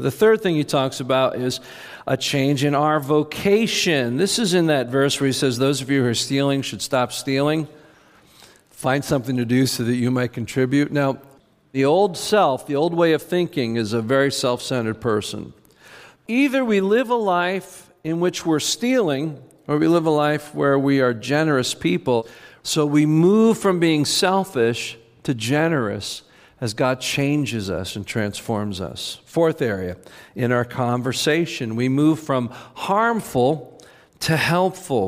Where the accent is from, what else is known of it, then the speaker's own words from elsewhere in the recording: United States; we're Americans